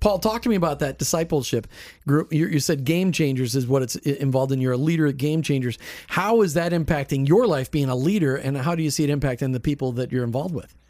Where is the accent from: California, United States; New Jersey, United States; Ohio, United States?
New Jersey, United States; moved away; also born or lived in Minnesota; I'm from New Jersey. Northeasterners, you know, we're tough